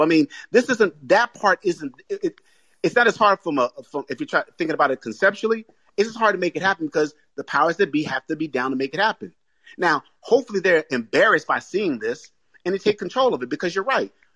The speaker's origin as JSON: {"language": "English", "town": "Boston", "region": "Massachusetts", "country": "United States", "said": "I'm from Boston."}